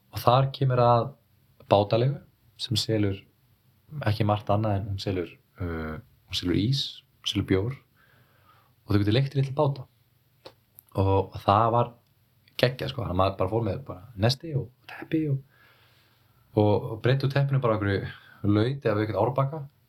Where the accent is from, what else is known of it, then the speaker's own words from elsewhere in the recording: Iceland; moved away; also born or lived in Berlin; ég er frá Íslandi